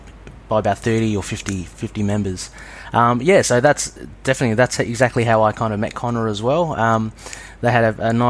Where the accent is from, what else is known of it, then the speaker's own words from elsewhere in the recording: New South Wales, Australia; I'm from New South Wales in Australia